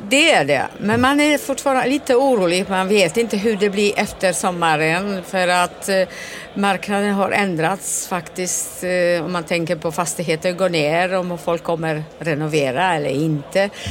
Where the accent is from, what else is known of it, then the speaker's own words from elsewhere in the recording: Gothenburg, Västra Götaland, Sweden; jag kommer från Göteborg